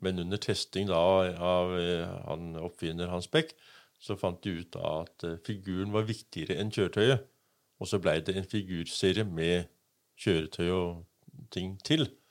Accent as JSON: {"language": "Norwegian", "country": "Denmark", "tie": "born or raised there", "moved": "yes", "lives_now": "Kragerø, Norway", "said": "Jeg vokste opp i Danmark"}